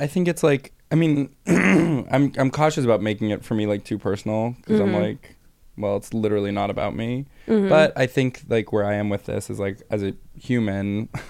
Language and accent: English; United States; as an American and as a Jew